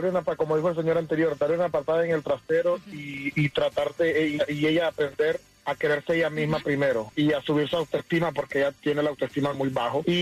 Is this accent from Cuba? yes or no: yes; Cuba; porque yo soy cubano y eso es una falta de respeto.